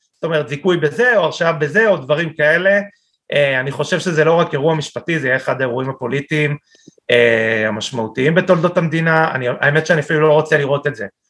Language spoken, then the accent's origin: Hebrew; Israel